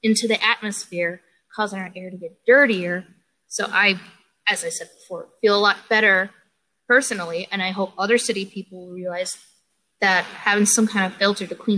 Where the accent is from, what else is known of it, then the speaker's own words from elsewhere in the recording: Chicago, Illinois, United States; I am from Chicago. I am in the urban life, city life, 100% city girl